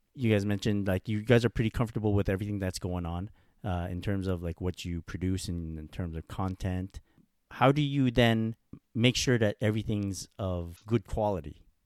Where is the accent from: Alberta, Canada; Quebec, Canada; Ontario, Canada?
Quebec, Canada; Montreal; I'm from Montreal